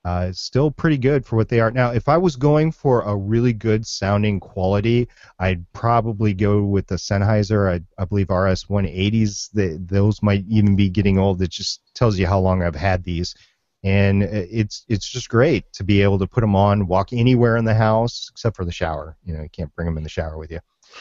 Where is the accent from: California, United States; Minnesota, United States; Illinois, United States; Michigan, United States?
Minnesota, United States; I grew up in Minnesota, so it's WCCO 830.